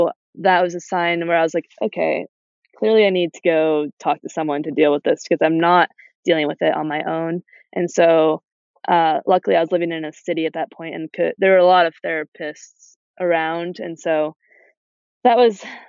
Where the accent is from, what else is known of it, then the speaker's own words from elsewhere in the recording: Adirondack Park, New York, United States; growing up in the Adirondack Park and being an active kid outside all the time